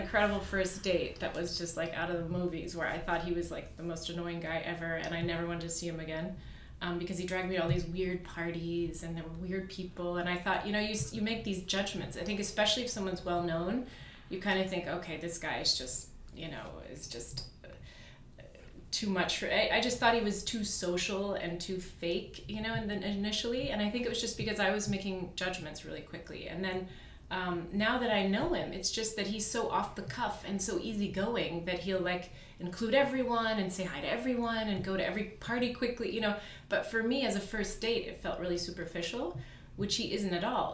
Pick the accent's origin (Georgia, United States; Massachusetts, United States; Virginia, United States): Virginia, United States; moved away as an adult; also born or lived in Iran / Hamburg, Germany; I grew up in Virginia. So I'm German. German parents, born in Iran